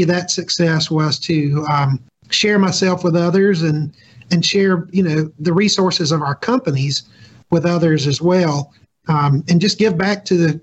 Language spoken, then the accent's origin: English; Jackson, Mississippi, United States; now in Mississippi Gulf Coast, United States; I'm not actually from the coast. I'm from Jackson.